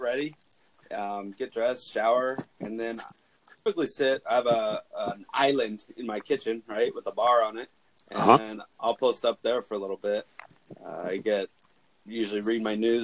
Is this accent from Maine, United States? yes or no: no; Santa Clara County, California, United States; now in Monterey County, United States; I belong to the library where I grew up in Santa Clara County and then down here in Monterey County